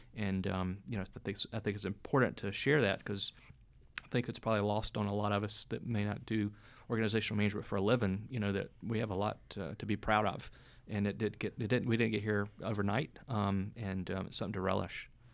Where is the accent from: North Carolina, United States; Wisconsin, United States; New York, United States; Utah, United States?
North Carolina, United States; moved away as an adult; also born or lived in Atlanta; now in Tallahassee, United States; I grew up in North Carolina